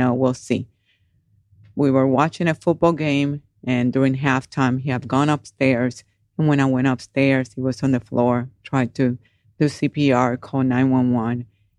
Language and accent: English; Puerto Rico; moved away as an adult; now in Georgia, United States; I am original from Puerto Rico. I joined the military when I was 18